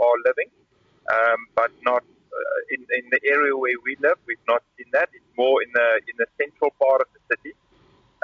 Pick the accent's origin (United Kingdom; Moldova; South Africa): South Africa; Karoo; moved away as an adult; now in Kyiv, Ukraine; I come from the Karoo